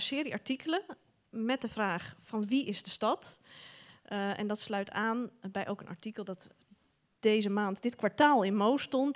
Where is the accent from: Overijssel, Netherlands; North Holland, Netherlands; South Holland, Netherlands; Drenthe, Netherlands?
North Holland, Netherlands; Amsterdam; ik ben een geboren en getogen Amsterdammer